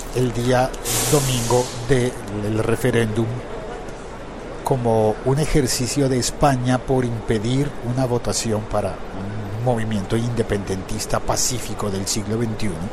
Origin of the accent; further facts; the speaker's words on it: Colombia; pasa en mi país, pasa en Colombia